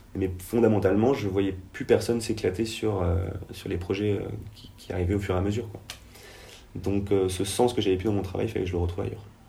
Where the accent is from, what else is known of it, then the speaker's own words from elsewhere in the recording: Penmarc'h, Brittany, France; qui est Pamar, qui est là où j'ai grandi